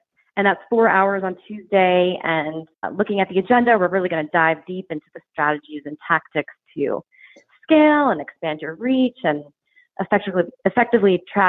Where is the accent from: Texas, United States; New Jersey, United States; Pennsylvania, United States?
New Jersey, United States; moved away as an adult; also born or lived in New York; now in Charlotte, United States; So I say I'm from South Jersey. If I'm talking to somebody from New Jersey, I don't say I'm from New Jersey. I say I'm from South Jersey.